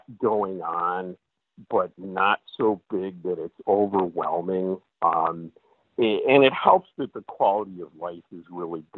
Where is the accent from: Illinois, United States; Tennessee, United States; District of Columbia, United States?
Illinois, United States; Chicago; moved away as an adult; also born or lived in Syracuse, New York / Binghamton, New York; now in Green Bay, United States; I grew up in the suburbs of Chicago